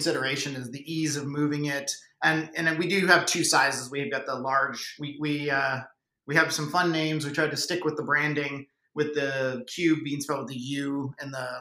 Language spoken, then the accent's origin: English; Canada; accent: Canadian; So I'm Canadian, if you haven't picked up on the accent yet. So I grew up playing hockey